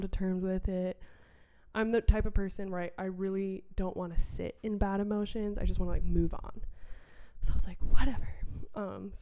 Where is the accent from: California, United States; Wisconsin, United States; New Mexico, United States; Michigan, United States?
Wisconsin, United States; I'm from Wisconsin